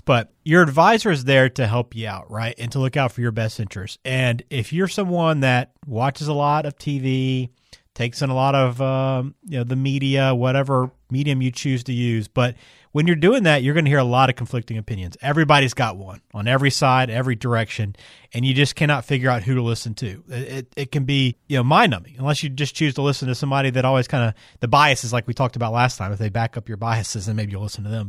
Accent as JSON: {"language": "English", "region": "Alabama", "country": "United States", "said": "I'm from Alabama"}